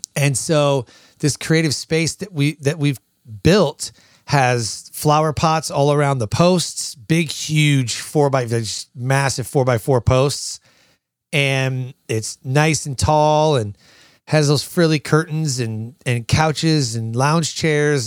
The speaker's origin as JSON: {"language": "English", "region": "Michigan", "country": "United States", "tie": "born or raised there", "moved": "as an adult", "said": "I was born and raised in Michigan"}